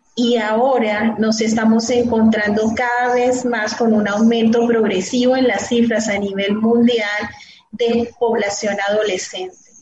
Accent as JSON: {"language": "Spanish", "country": "Colombia", "said": "aquí en mi país"}